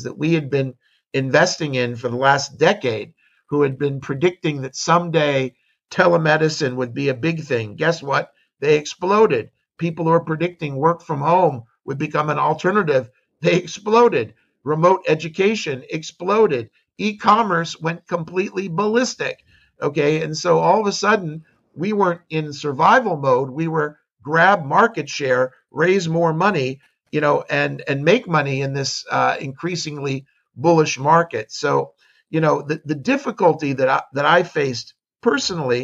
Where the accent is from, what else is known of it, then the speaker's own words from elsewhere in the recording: California, United States; now in Israel; I grew up in California